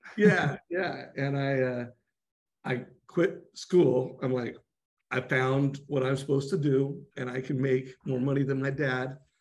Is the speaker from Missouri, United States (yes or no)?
no; Denver, Colorado, United States; I was born in Denver, Colorado